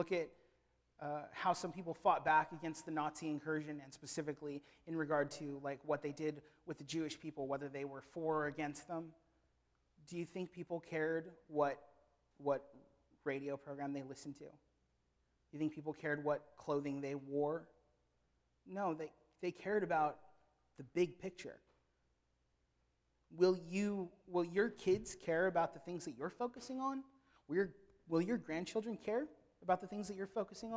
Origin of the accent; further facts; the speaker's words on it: Philippines; I am a Filipino